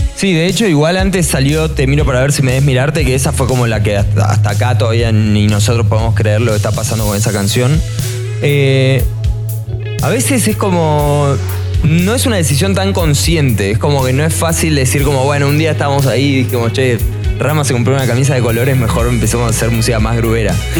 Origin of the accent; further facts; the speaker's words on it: Argentina; moved away as an adult; now in Mexico City, Mexico; somos argentinos